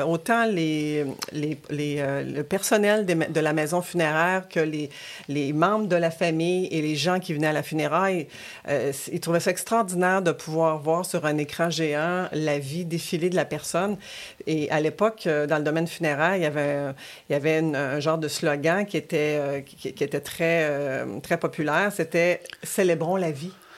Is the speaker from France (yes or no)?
no; Quebec City, Quebec, Canada; also born or lived in Rimouski, Bas-Saint-Laurent; je, je, suis venue habiter à Québec avec ma famille à l'âge de 6 ans